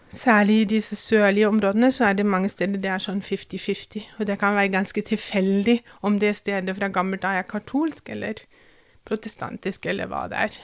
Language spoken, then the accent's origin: Norwegian; Kaiserslautern, Rhineland-Palatinate, Germany; Norwegian is a second language; now in Drammen, Norway; jeg vokste opp um, ganske langt sør-vest i Tyskland